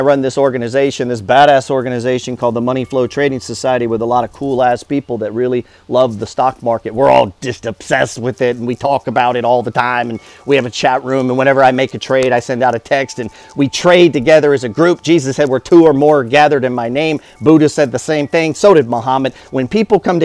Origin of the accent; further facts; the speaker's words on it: Alaska, United States; I grew up in Alaska.